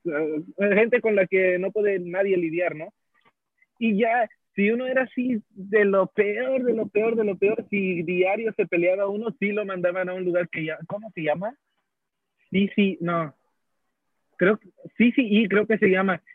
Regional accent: Houston, Texas, United States; also born or lived in Mexico; originalmente de Houston, Texas. Este, viví en México un par de años

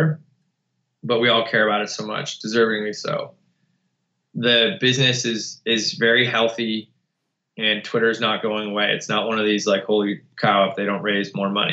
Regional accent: outside of Buffalo, New York, United States; moved away as an adult; we grew up outside of Buffalo in an auto parts community

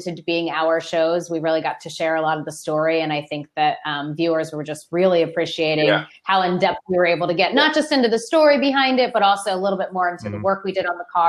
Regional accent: Montana, United States; I had a wood fire growing up in Montana.

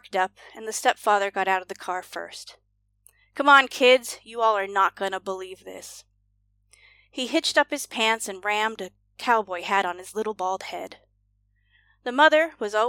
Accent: Washington, United States; when I was growing up in Washington State.

